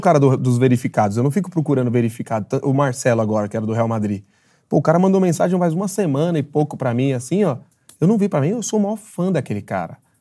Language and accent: Portuguese; São Paulo, Brazil; sou de Jabaquara de Vizejadema